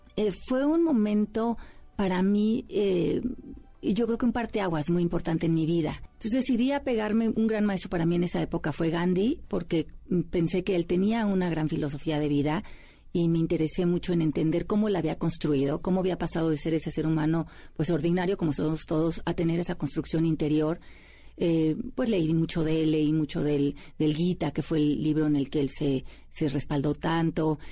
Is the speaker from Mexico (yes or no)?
yes; Mexico City, Mexico; moved away as an adult; now in United States; yo nací aquí en la Ciudad de México. Eh, me fui a vivir a Estados Unidos hace 20 años